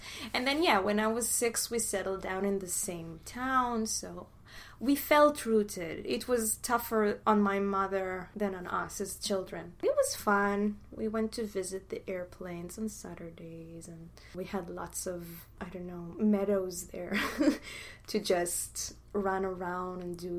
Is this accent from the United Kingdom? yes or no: no; Haifa, Haifa District, Israel; born there; I was born in Haifa. It's northern from Tel Aviv. We, as a family, moved a lot.